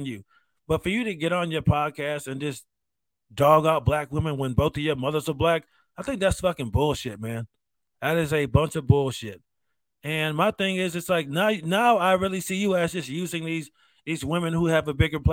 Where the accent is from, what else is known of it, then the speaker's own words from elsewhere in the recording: United States; As a veteran, as an American